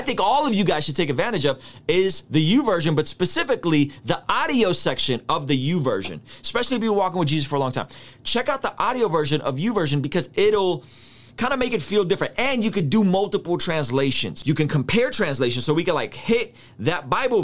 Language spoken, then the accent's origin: English; San Diego, California, United States; first language Russian; English is a second language; my first language is Russian. I grew up speaking Russian up until 6 when me and my family came to America. We're Armenian. We came out as refugees in 1991, and I go to San Diego